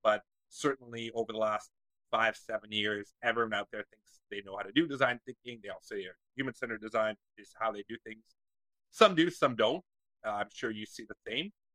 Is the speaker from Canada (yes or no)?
yes; Waterloo, Ontario, Canada; my hometown in Waterloo